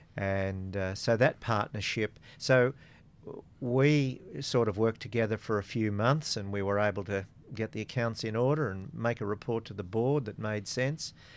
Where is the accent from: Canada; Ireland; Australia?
Australia; Coonabarabran, New South Wales; now in Central Coast, Australia; I'm a boy from Coonabarabran